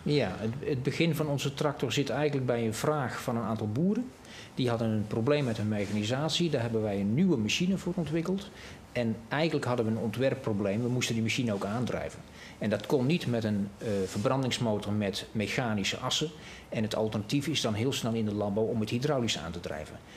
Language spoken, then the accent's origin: Dutch; North Brabant, Netherlands; ik ben een Brabander